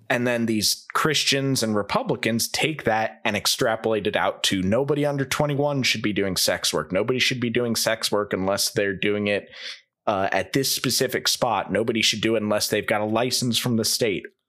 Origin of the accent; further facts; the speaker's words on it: St. Louis, Missouri, United States; I'm from Saint Louis